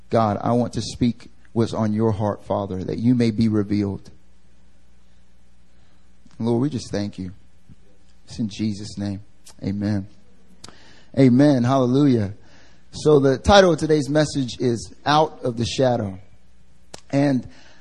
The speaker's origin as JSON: {"language": "English", "region": "North Carolina", "country": "United States", "moved": "yes", "lives_now": "Seoul, South Korea", "said": "I'm from North Carolina"}